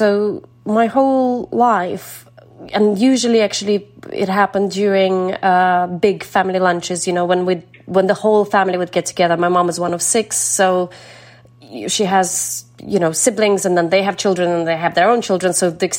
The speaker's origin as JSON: {"language": "English", "town": "Kakhovka", "region": "Kherson Oblast", "country": "Ukraine", "tie": "born or raised there", "moved": "yes", "lives_now": "United Kingdom", "said": "the community in Kakhovka, in my hometown"}